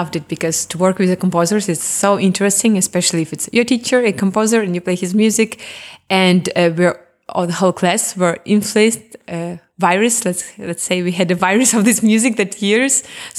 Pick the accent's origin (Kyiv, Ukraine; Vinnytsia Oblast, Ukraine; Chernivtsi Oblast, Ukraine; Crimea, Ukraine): Crimea, Ukraine; English is a second language; now in Germany; Because when I'm from Crimea, we have a lot of sun. We have really similar nature. When I came to Germany, no sun, a bit gray, too north. It was hard for me.